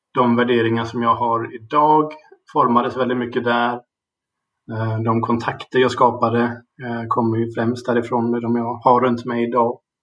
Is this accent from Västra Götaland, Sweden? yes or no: yes; Gothenburg, Västra Götaland, Sweden; also born or lived in England / Germany / Uppsala; jag är uppvuxen i Göteborg och har bott här